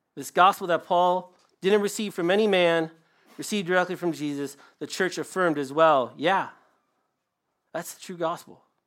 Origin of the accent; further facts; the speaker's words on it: Michigan, United States; I'm from Michigan